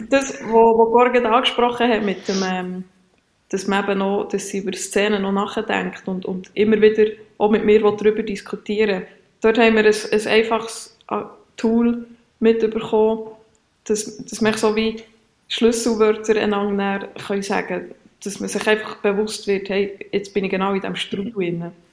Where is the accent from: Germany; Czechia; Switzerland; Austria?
Switzerland; bei uns in der Schweiz